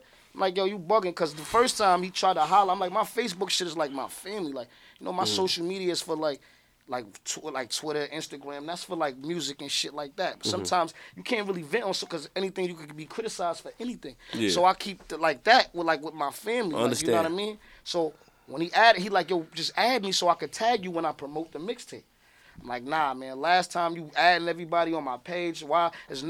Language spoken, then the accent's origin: English; Chicago, Illinois, United States; I'm from Chicago, G, it's real out there, it's real.